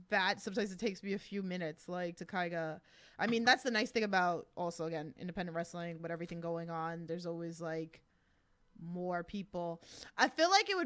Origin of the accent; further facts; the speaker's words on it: New York, United States; I'm a New York girl